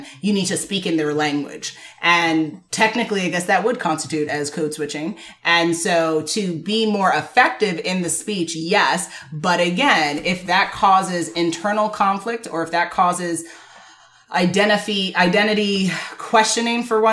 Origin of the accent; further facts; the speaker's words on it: Jamaica; I'm Jamaican